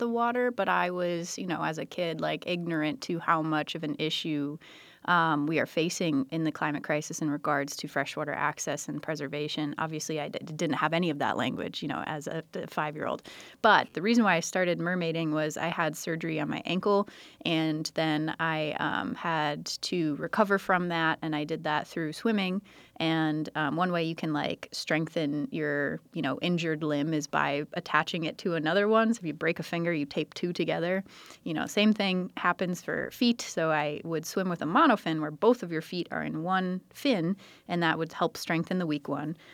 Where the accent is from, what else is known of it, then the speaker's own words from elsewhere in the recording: United States; now in Milwaukee, United States; I grew up on the San Croix River